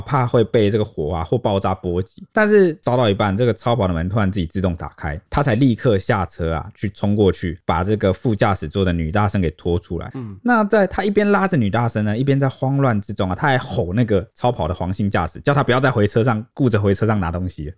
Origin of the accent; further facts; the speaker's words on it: Taiwan; 从小生活在这边